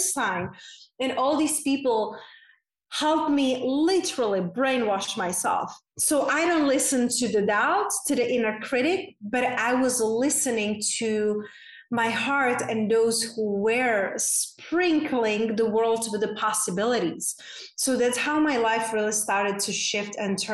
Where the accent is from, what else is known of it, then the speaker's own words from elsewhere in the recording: Czechia; moved away; I grew up in a very small town in Czech Republic, hence that's my unpronounceable name and my accent is from